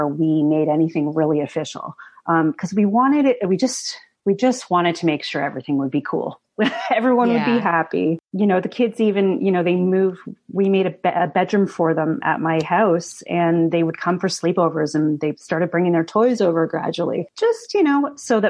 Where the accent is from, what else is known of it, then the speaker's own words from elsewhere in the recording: Canada; English background growing up in Canada